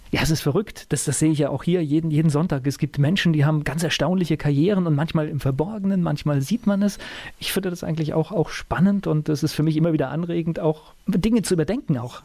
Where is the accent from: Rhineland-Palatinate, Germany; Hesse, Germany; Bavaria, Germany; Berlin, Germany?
Rhineland-Palatinate, Germany; Mainz; Ich bin in Mainz groß geworden, wohne jetzt auch in einem kleinen Weindorf.